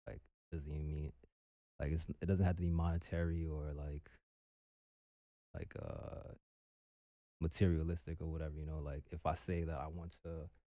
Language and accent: English; Trinidad & Tobago; also born or lived in Barbados; you know, I'm Trini and Bajan